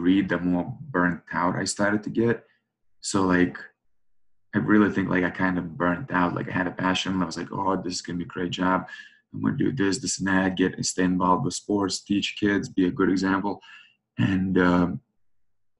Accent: New York, United States; now in St. Louis, United States; I'm from New York originally

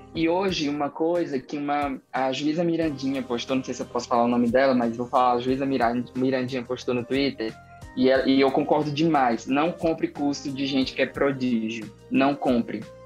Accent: interior of Tocantins, Brazil; eu sou do interior do estado do Tocantins, de uma cidade que tem 9 mil habitantes. É, hoje em dia eu moro em uma maiorzinha, mas a minha cidade natal ela tem 9 mil habitantes.

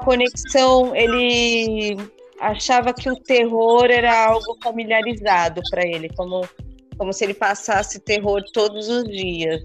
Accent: São Paulo, Brazil; now in Ubatuba, Brazil; Eu falo que eu nasci em São Paulo, me criei

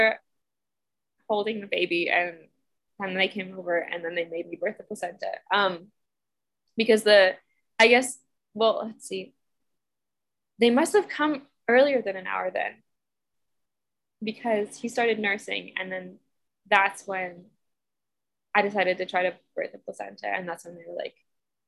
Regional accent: United States; I'm from Washington, so I'm all pale and I have blue eyes

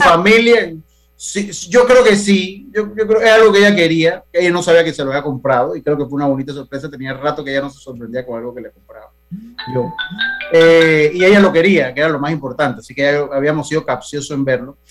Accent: Panama; como panameños

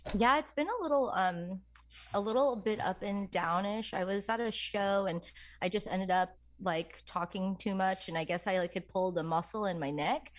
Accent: New York, United States; I'm from New York

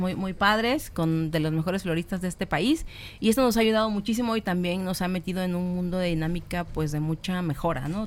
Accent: Minatitlán, Veracruz, Mexico; moved away; Yo soy de Minatitlán, Veracruz

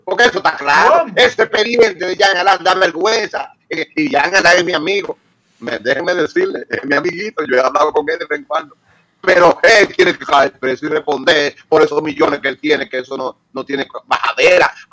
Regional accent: Dominican Republic; porque yo sí soy dominicano, yo soy patriota ante todo.

